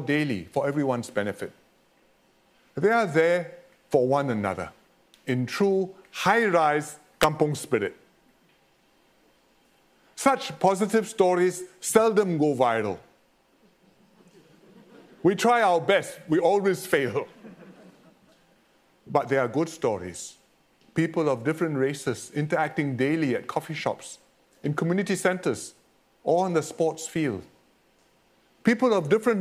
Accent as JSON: {"language": "English", "country": "Singapore", "said": "what Singaporeans can"}